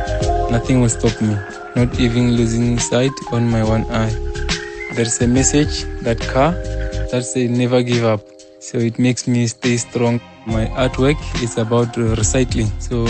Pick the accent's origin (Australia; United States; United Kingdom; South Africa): South Africa; Chibuyuni village, Limpopo; I'm from Chibuyuni village at Limpopo.